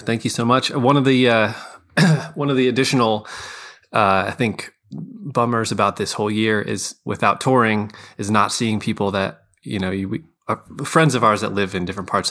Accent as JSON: {"language": "English", "town": "Scranton", "region": "Pennsylvania", "country": "United States", "lives_now": "Philadelphia, United States", "said": "Yeah. I'm a South Scranton. Yeah. I live in Philly, but I still claim, you know, I'm from Scranton."}